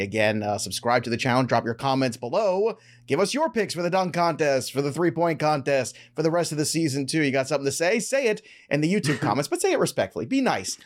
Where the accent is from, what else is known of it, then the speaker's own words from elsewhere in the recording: New York, United States; I am from New York